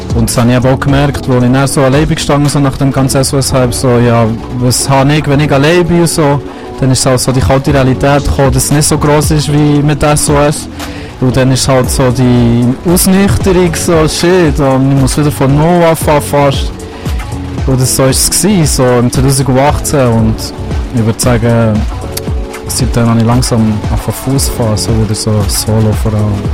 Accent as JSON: {"language": "German", "region": "Bern", "country": "Switzerland", "tie": "born or raised there", "said": "Das ist so wie meine Heimat hier. Das ist mein Daheim, ich bin aufgewachsen und das ist das, was ich in- und auswendig kenne"}